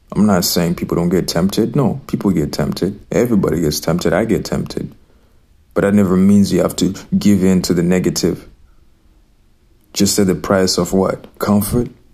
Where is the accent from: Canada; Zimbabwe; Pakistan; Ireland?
Zimbabwe; I grew up in Zimbabwe.